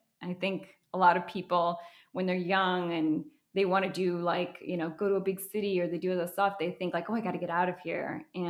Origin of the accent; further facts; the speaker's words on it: Minnesota, United States; also born or lived in Boca Raton, United States; And so I was born in Florida, in Boca Raton. I'm Colombian. My whole paternal side of my family lives in Colombia. But my parents got a divorce when I was 18 months old. And so my mom moved back to live with her sister in Minnesota.